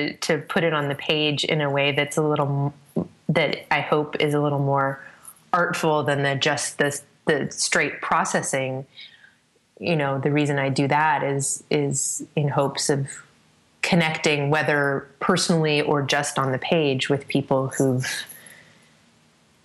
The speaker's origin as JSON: {"language": "English", "region": "Northern California", "country": "United States", "tie": "born or raised there", "said": "my hometown and has its headwaters very close to where my dad and my brother and I have a cabin together in an area of the mountains in the Sierra Nevada in Northern California that I spent a lot of time in growing up"}